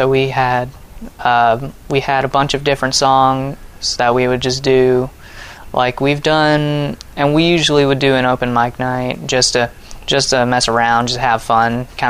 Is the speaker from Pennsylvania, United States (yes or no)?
no; Russellville, Arkansas, United States; born there; Well, so I was born in Russellville.